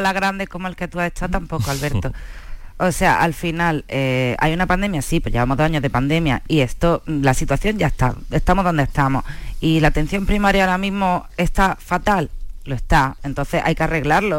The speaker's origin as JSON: {"language": "Spanish", "country": "Spain", "said": "somos españoles"}